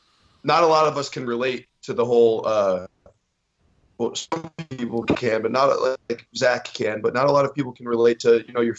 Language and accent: English; New York, United States; growing up in New York, the Yankees are a religion.